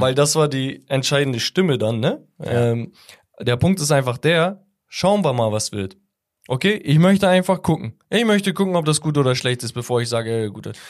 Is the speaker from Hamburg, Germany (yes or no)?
yes; Hamburg, Germany; ich bin Hamburger.